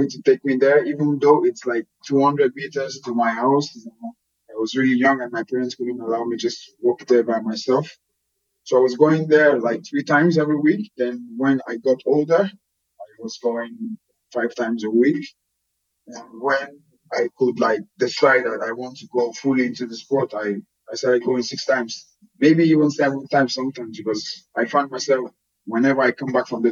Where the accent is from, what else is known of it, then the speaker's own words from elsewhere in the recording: Lagos, Nigeria; moved away as an adult; also born or lived in United States; now in Belgium; I grew up in Lagos